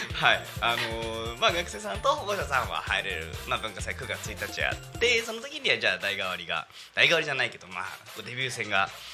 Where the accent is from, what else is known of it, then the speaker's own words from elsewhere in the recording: Yokohama, Kanagawa, Japan; 私生まれ育ち横浜で